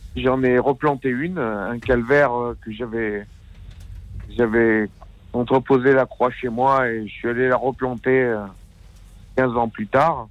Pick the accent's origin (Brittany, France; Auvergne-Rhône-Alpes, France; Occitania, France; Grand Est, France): Auvergne-Rhône-Alpes, France; Aubenas; je suis d'Aubenas en Ardèche